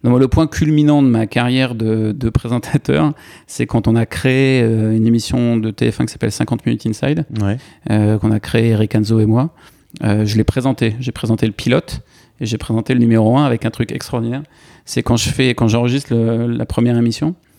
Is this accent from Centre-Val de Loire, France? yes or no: yes; Tours, Centre-Val de Loire, France; moved away as an adult; also born or lived in Senonches; now in New York, United States; J'ai grandi, je suis né à Tours. Ok. J'ai grandi à Tours